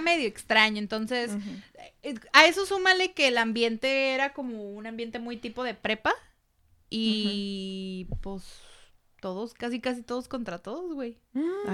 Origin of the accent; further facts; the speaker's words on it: Mexico; los filipinos y los mexicanos tenemos mucho en común